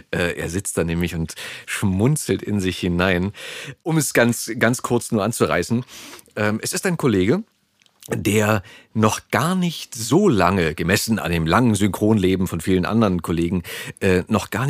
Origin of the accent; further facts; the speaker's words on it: Berlin, Germany; also born or lived in Switzerland; geboren bin ich in Charlottenburg.